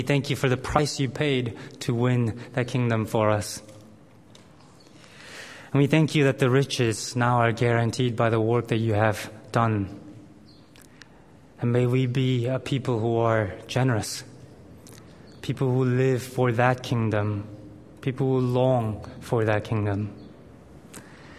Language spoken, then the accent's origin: English; South Korea; moved away; I grew up in Korea in primary school.